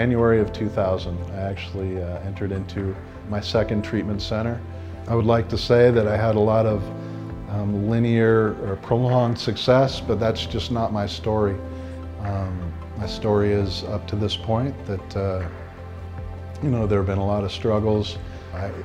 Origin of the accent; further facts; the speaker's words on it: Bellingham, Washington, United States; Growing up in Bellingham